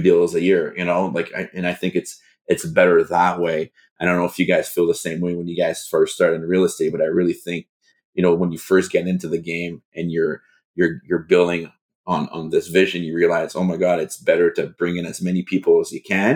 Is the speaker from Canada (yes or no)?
yes; Canada; as a Canadian